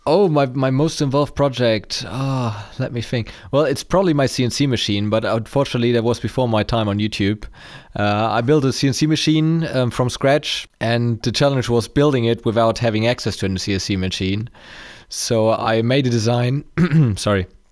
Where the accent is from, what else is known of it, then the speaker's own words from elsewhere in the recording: Germany; I'm from Germany